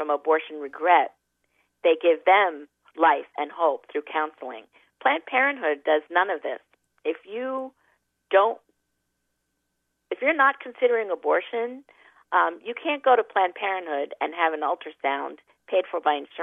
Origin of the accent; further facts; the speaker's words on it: New York, United States; I'm a New Yorker